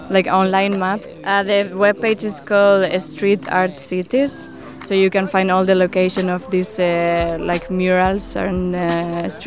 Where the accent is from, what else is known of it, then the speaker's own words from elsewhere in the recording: Madrid, Community of Madrid, Spain; English is a second language; now in Maribor, Slovenia; I'm from Madrid, Spain, and I've been living in Maribor for almost uh, three months now.